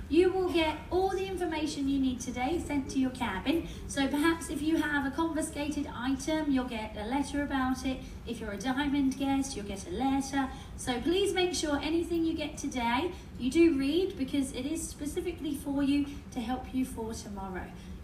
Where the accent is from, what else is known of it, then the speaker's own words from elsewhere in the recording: United Kingdom; I'm British, so I don't want anyone waiting in lines any longer than you have to.